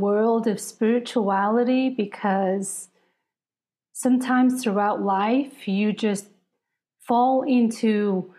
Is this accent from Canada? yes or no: no; United Kingdom; I was raised in the Sikh faith from India originally, but I was born and raised in Britain